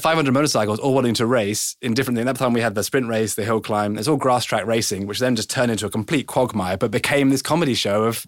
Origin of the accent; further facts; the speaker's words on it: England, United Kingdom; I was born in English